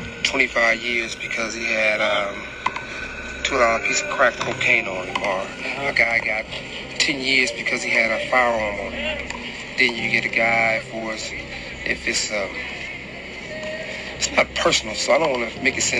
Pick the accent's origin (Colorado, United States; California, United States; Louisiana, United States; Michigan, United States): California, United States; Compton; I'm from Compton.